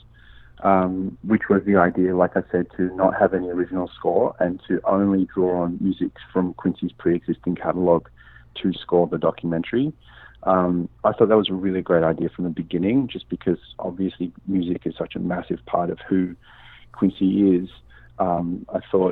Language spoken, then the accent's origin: English; Sydney, New South Wales, Australia; moved away as an adult; also born or lived in New York, United States; now in Los Angeles, United States; I grew up in Sydney